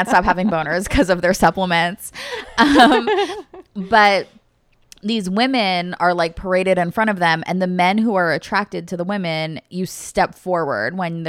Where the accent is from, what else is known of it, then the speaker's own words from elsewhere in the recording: North East England, United Kingdom; I want everyone to know that I'm a Geordie.